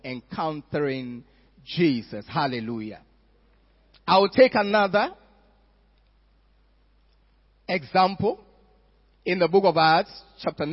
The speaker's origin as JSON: {"language": "English", "town": "Accra", "region": "Greater Accra", "country": "Ghana", "tie": "born or raised there", "said": "I was growing up in Accra"}